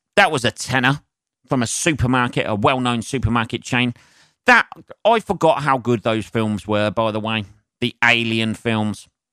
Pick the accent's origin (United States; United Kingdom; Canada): United Kingdom; England; as an Englishman